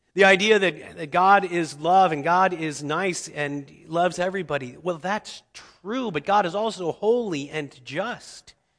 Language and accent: English; Cincinnati, Ohio, United States; I grew up in Cincinnati, Ohio